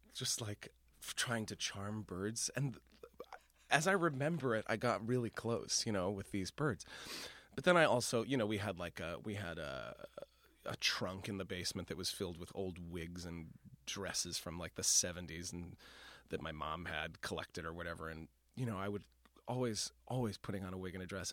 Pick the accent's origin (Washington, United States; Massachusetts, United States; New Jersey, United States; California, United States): Massachusetts, United States; Boston; moved away as an adult; now in New York, United States; I am from Boston